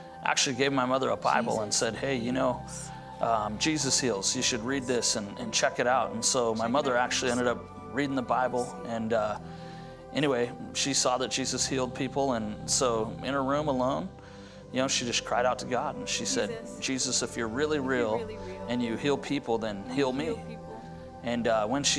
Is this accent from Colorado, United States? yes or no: yes; Grand Junction, Colorado, United States; I grew up in Grand Junction, Colorado